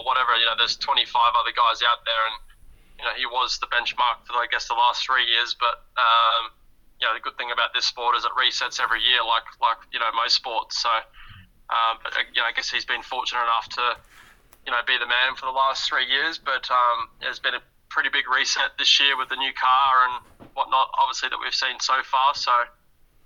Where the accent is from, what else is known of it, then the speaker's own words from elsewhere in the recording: Perth, Western Australia, Australia; moved away; Going home to my, my hometown, and as you would say, being born and raised in Perth, Western Australia